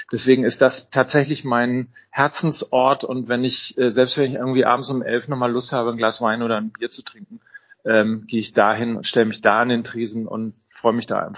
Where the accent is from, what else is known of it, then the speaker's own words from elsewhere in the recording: North Rhine-Westphalia, Germany; ich bin ja, bin ja Ostwestfale und ich bin immer so mit dem Stammkneipengedanken groß groß geworden.